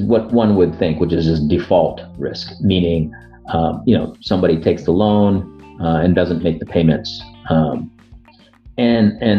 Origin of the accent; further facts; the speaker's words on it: United States; I'm an Indian American. I've, you know, grown up in the United States, you know, never effectively lived in India, but my parents immigrated from Northern India